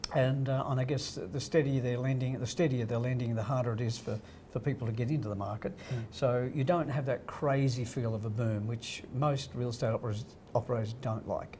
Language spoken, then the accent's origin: English; Crookwell, New South Wales, Australia; born or raised there; moved away; also born or lived in Sydney